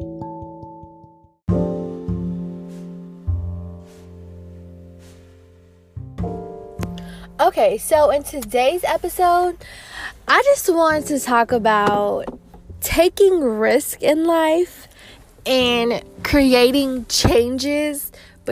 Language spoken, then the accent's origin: English; South Carolina, United States; moved away as an adult; now in Georgia, United States; I recently moved states from my hometown in South Carolina, and it was really a big adjustment for me, but I also feel like being here, I'm able to be more of myself because I'm not in my hometown where I grew up at for 21 years